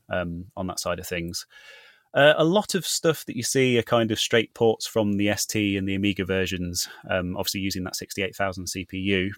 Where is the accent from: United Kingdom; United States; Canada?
United Kingdom; Leicester, East Midlands; my hometown of Leicester